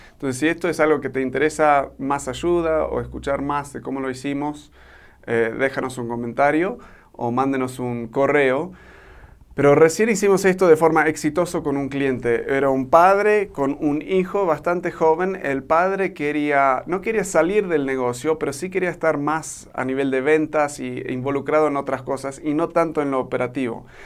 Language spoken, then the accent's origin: Spanish; Argentina; born or raised there; now in Mexico